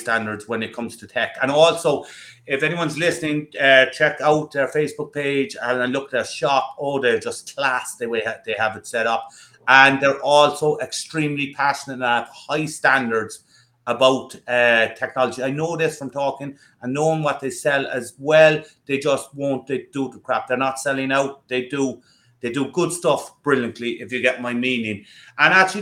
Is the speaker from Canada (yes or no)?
no; Ireland; I'm Irish